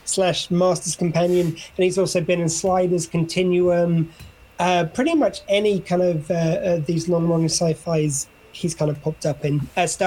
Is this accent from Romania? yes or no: no; Wales, United Kingdom; That's on SW20 Radio, the new sound of South Wales, which obviously I'm very Welsh, as you can hear.